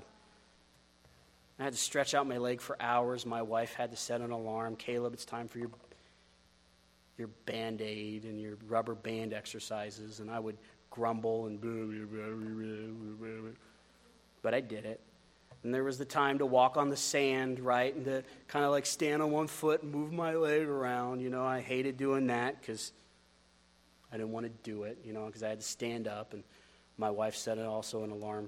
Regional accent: United States; as an American

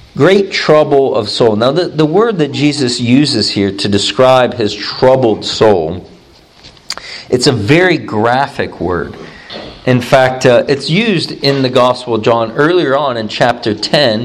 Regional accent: Youngstown, Ohio, United States; I'm from Youngstown, Ohio

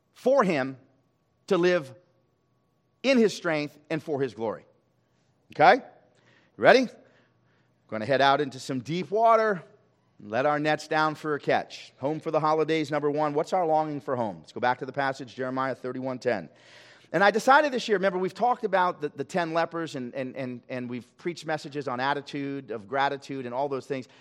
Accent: Los Angeles, California, United States; We grew up in Hollywood, and I occasionally drive by.

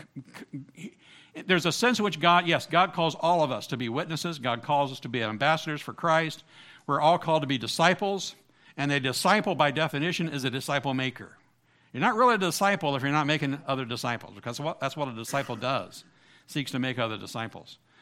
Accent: Southern Ohio, United States; I grew up in Southern Ohio, part of the Bible Belt

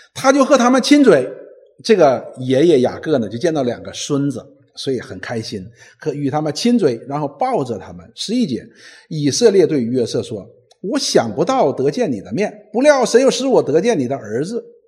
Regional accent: China; 我们中国人讲入土为安嘛

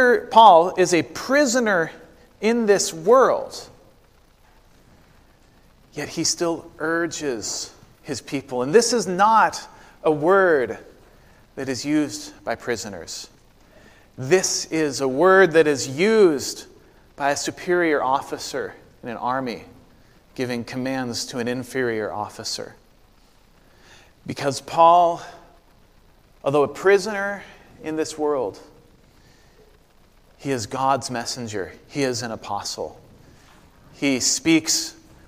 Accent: Corvallis, Oregon, United States; moved away; my hometown of Corvallis, Oregon

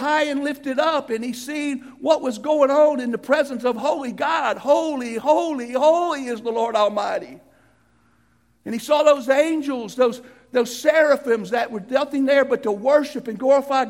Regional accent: United States; I'm an American

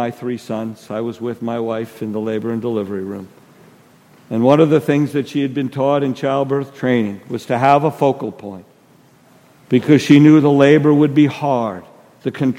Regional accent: New Jersey, United States; moved away; I'm from New Jersey.

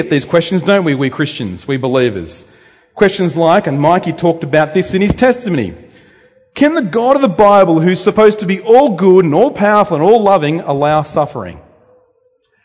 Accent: Temora, New South Wales, Australia; also born or lived in Luanshya, Zambia; now in Bendigo, Australia; I grew up at Temora. Well, where's that? It's north of Wagga Wagga.

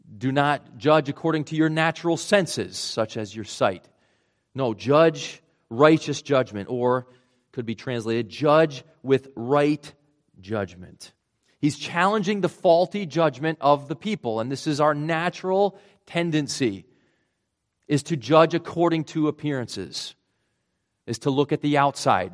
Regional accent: Rhode Island, United States; accent: Rhode Island; moved away; my Rhode Island accent coming back there, pretty strong

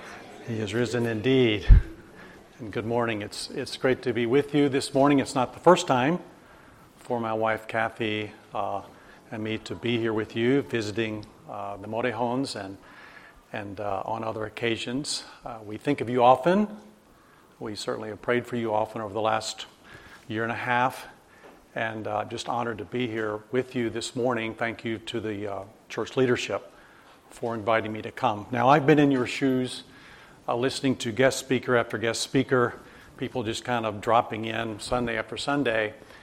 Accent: Alabama, United States; accent: Southern; also born or lived in Japan; I grew up in Alabama, used to have a very thick southern accent.

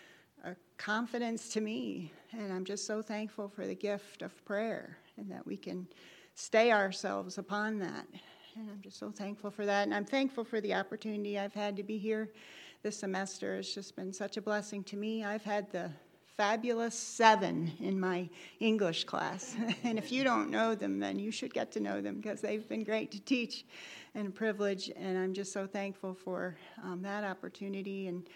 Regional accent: North Carolina, United States; I'm from Kayser, North Carolina.

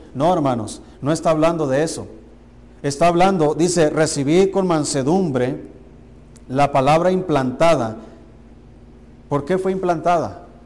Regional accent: Mexico; Como mexicanos tenemos la cultura de, de comer bien y tenemos buena comida

